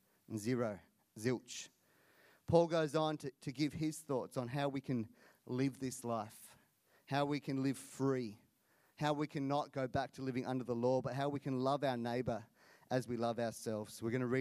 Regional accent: India; born there; Not bad for someone born in India. It's true. I was born in India. Got a Canadian mum, Australian dad.

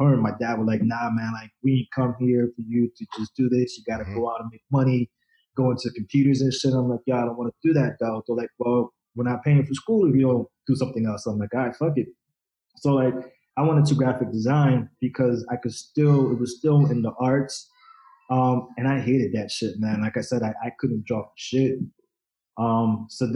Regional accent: Rockland County, New York, United States; also born or lived in Dominican Republic / Bronx, New York; we moved up to the suburbs, up to Rockland County, and I pretty much grew up there

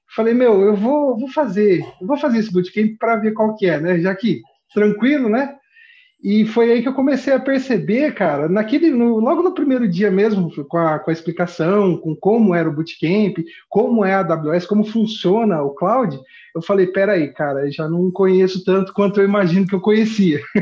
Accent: Ourinhos, São Paulo, Brazil; Eu sou de Ourinhos, que é fica aqui no interior do estado de São Paulo, aqui de divisa com o Paraná

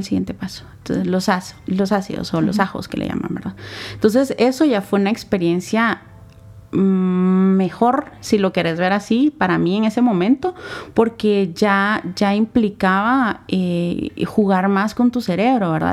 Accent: Santa Lucía Cotzumalguapa, Escuintla, Guatemala; moved away; also born or lived in Guatemala City; mi familia, ambos papás trabajaban en, Santa Lucía, Cotzumalguapa, que es un, lugar que está al sur del país, ¿verdad? Está, es, pertenece a Escuintla. Entonces, desde pequeña me llevan para allá

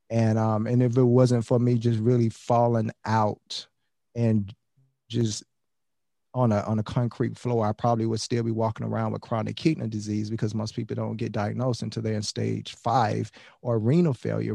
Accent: Miami, Florida, United States; We have a lot of corner stores, corner liquor stores in Miami. I'm from Miami

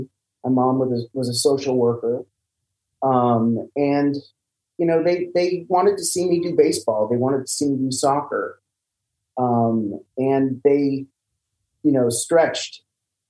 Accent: Los Angeles, California, United States; I grew up in Los Angeles.

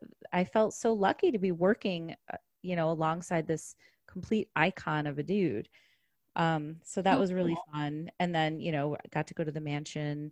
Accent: Chicago, Illinois, United States; I'm from Chicago.

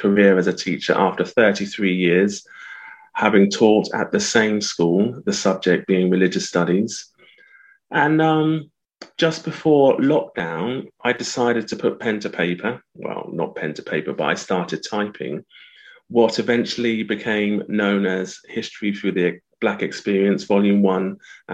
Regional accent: Southampton, South East England, United Kingdom; I was born in the early 60s in Southampton

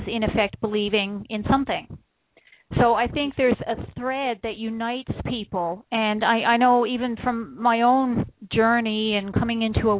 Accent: Newfoundland and Labrador, Canada; also born or lived in central Ontario; now in Ontario, Canada; I'm from Newfoundland originally, so you can't get more wild than the rugged shores of Newfoundland

